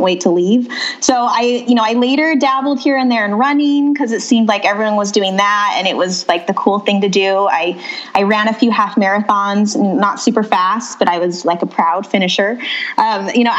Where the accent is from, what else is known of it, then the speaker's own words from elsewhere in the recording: Utah, United States; moved away as an adult; also born or lived in North Phoenix, Arizona; now in Phoenix, United States; So I grew up in Utah and I met my husband at college at BYU